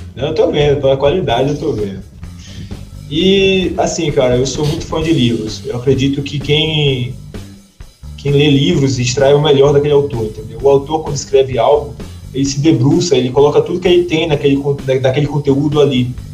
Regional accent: Brazil

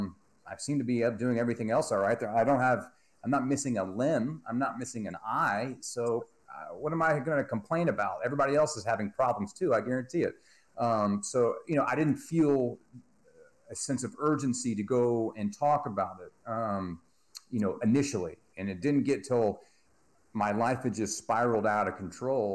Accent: Texas, United States; I'm from Texas

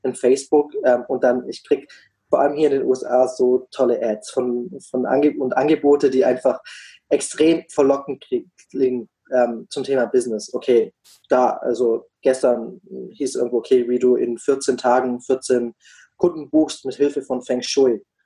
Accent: Black Forest, Baden-Württemberg, Germany; moved away as an adult; also born or lived in Freiburg; now in United States; ich komme ursprünglich auch aus, ähm, aus einer ganz ähnlichen Richtung wie, wie der Dom aus dem Schwarzwald, aus einem ganz kleinen Kaff

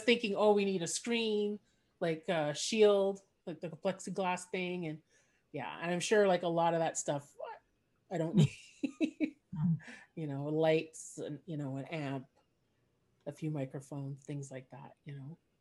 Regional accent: Montreal, Quebec, Canada; first language English; I grew up in Montreal and Quebec

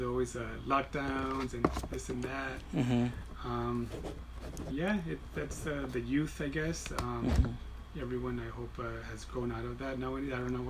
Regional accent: Wilmington, California, United States; also born or lived in Harbor City; If there was a hospital in Wilmington, I would have been born. But we were born in Harbor City.

